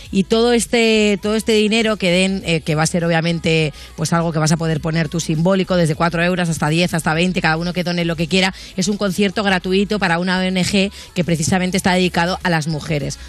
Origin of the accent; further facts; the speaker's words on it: Barcelona, Catalonia, Spain; yo soy de Barcelona